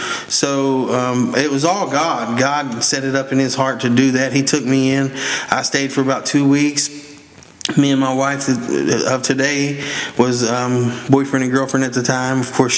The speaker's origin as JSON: {"language": "English", "region": "West Virginia", "country": "United States", "said": "I'm originally from West Virginia."}